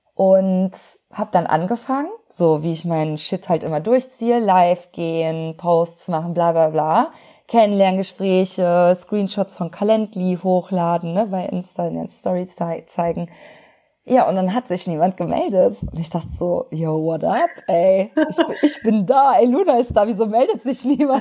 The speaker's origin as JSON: {"language": "German", "town": "Cologne", "region": "North Rhine-Westphalia", "country": "Germany", "said": "als Kölsche Frohnatur"}